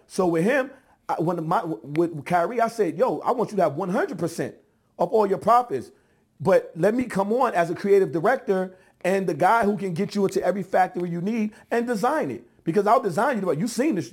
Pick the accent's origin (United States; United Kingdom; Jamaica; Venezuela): United States; New York; I'm from New York.